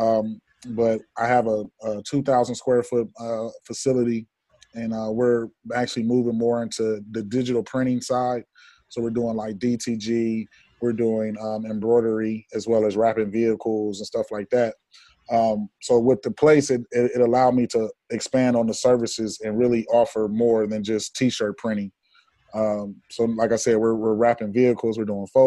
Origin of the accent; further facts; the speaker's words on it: Columbus, Ohio, United States; now in Atlanta, United States; I'm originally from Columbus, Ohio